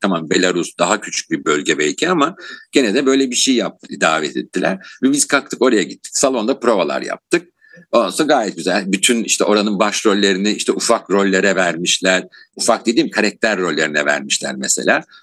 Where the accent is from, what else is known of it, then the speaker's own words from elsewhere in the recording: Istanbul, Turkey; 1959 yılında İstanbul'da doğdum